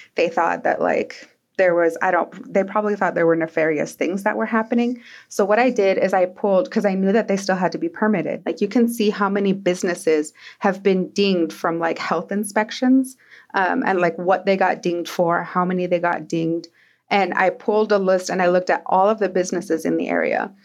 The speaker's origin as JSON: {"language": "English", "town": "Twin Falls", "region": "Idaho", "country": "United States", "tie": "born or raised there", "said": "I grew up in Twin Falls"}